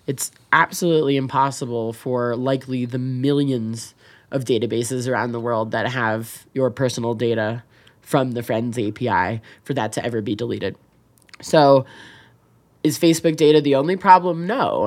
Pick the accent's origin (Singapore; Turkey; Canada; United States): United States; also born or lived in Chicago; now in Wyoming, United States; as an American, as a politician, as a citizen